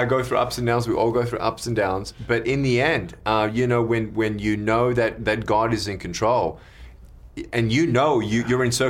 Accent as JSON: {"language": "English", "town": "Melbourne", "region": "Victoria", "country": "Australia", "tie": "born or raised there", "said": "I was born in Melbourne, Australia in 1982."}